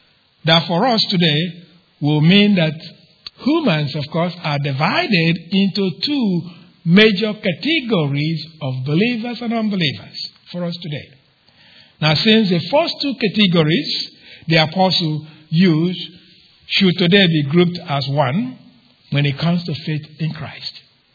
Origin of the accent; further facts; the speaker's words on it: Mississippi, United States; I said, "Yeah, but I'm from Mississippi." Anyway, so my point was, that's my root. That's where I began.